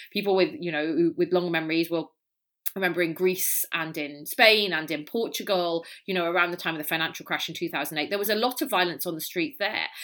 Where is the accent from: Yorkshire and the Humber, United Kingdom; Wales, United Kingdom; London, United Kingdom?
Wales, United Kingdom; now in California, United States; I'm Welsh.